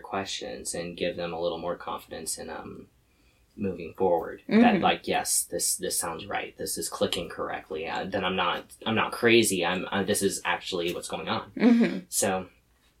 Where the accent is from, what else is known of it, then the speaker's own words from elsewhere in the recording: Lewiston, United States; I'm also from Lewiston